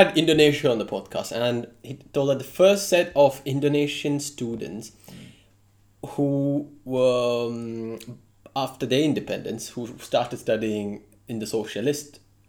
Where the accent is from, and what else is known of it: India; moved away as an adult; now in Russia